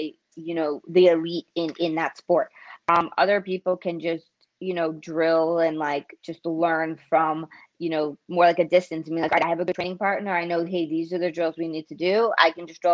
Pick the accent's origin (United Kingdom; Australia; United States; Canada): United States; New York City, New York; I grew up in Queens, in New York